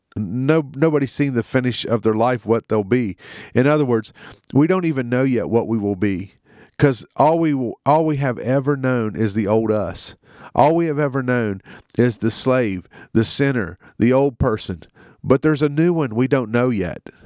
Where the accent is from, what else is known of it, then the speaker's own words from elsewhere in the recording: United States; in our country, in America